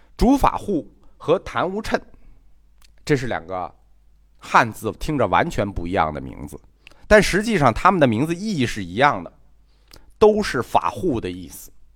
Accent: China; 我们中国人啊，还是有好人有好报，坏人他活该的思想

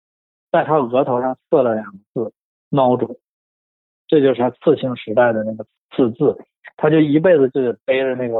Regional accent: Shenyang, Liaoning, China; 因为我小的时候是我是在沈阳长大，但是我也不是沈阳人，我父母都不是沈阳人，都是南方人。

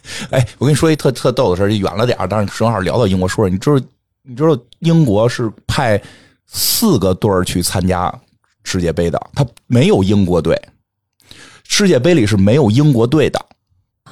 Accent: Beijing, China; accent: Beijing; 有点北京口音

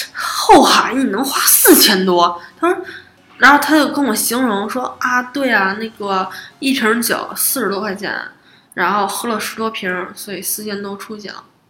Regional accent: Beijing, China; 但是作为北京人，

